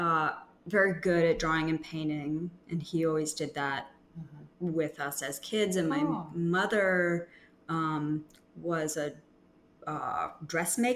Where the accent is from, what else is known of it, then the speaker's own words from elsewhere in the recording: Groton, Massachusetts, United States; also born or lived in New York; I grew up in Massachusetts. I was born in New York, but I was a baby. So, I grew up in Groton, Massachusetts